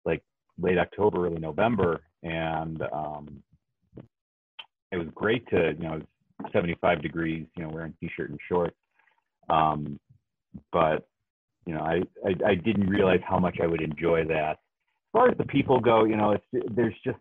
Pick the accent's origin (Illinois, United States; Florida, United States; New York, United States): Illinois, United States; Chicago; moved away as an adult; also born or lived in California; growing up in Chicago, it's, you know, it's just big city living. We lived in the suburbs